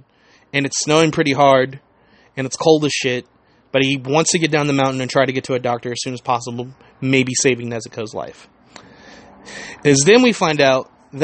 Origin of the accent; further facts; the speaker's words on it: United States; I am very American